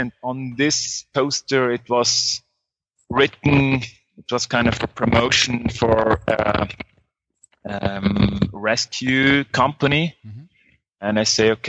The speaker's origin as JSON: {"language": "English", "country": "Switzerland", "tie": "born or raised there", "moved": "as an adult", "lives_now": "Guatemala", "said": "I grew up in Switzerland and studied there computer science"}